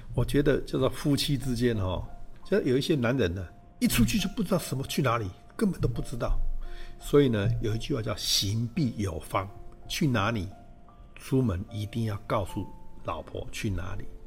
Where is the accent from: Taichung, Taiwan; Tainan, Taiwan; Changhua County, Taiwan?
Changhua County, Taiwan; moved away as an adult; also born or lived in Taipei / United States; 我是彰化人